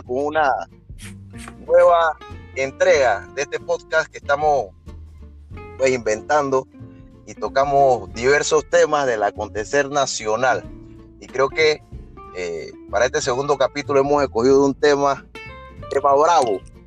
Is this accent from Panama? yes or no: yes; Panama